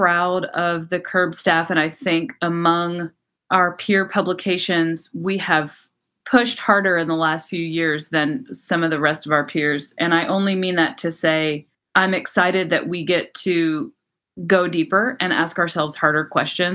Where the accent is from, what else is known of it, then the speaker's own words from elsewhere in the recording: Texas, United States; also born or lived in New York / London / Mexico; now in Los Angeles, United States; I'm born and raised in Texas